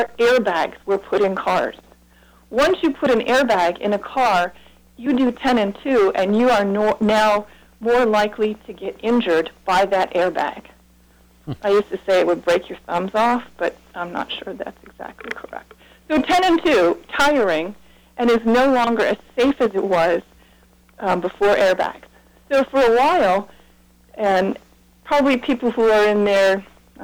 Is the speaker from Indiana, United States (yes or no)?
no; Webster, New York, United States; moved away as an adult; also born or lived in Holland, Michigan / Kansas / Columbia, Maryland; I grew up in Webster, New York